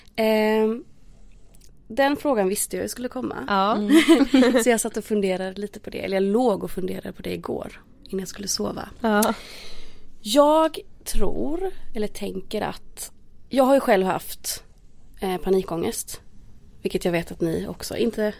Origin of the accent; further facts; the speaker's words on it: Småland, Sweden; now in Stockholm, Sweden; jag är från Småland.